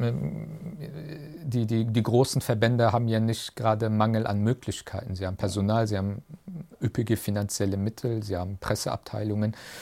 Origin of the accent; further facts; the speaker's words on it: Germany; Das ist meine Heimat. Deutschland ist meine Heimat.